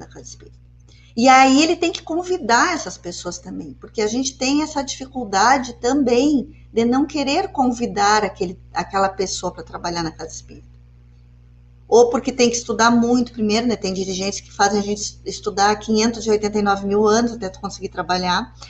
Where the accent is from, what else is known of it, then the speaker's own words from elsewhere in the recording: Porto Alegre, Rio Grande do Sul, Brazil; now in Uruguaiana, Brazil; eu sou de Porto Alegre, eu cheguei aqui em Uruguaiana uh, faz um tempinho já